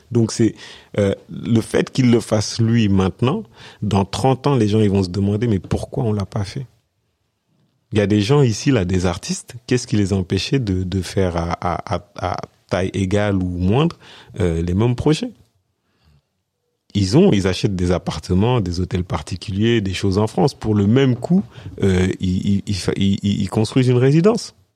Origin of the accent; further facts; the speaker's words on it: Senegal; born there; je suis né au Sénégal, donc j'avais aucune appréhension à retourner, même si j'ai passé la majeure partie de ma vie ici.